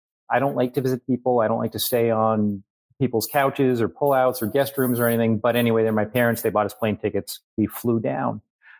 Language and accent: English; New Hampshire, United States; So 20 years ago now, my parents are snowbirds. Now we're from New Hampshire.